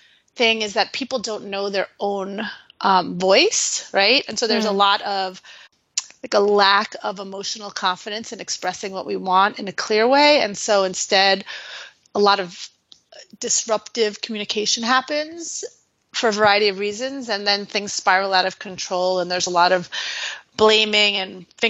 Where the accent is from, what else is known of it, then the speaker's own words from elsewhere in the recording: New York City, New York, United States; I'm originally from New York City.